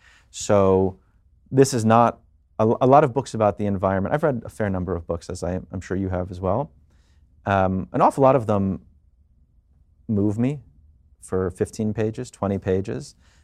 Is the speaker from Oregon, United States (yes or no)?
no; New York, United States; I am a dad, I'm a New Yorker, I'm a Jewish person, as we just said, and I'm a citizen of both America and the world.